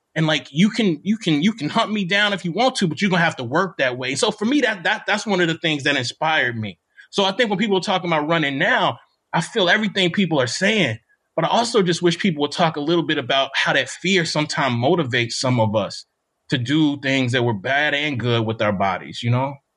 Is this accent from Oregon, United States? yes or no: no; Mississippi, United States; moved away; also born or lived in Bloomington, Indiana; I'm from Mississippi